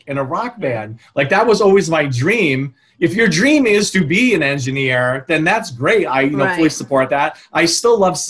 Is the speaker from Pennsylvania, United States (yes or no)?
no; Rhode Island, United States; moved away as an adult; I grew up in Rhode Island, but I went to RPI